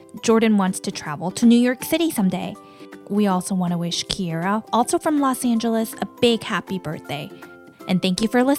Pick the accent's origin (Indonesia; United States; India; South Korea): South Korea; moved away; South Korea, my hometown.